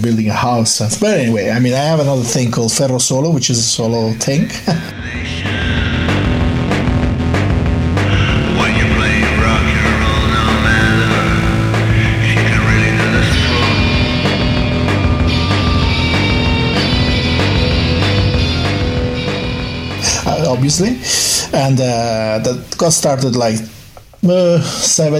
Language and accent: English; Bologna, Emilia-Romagna, Italy; English is a second language; from Bologna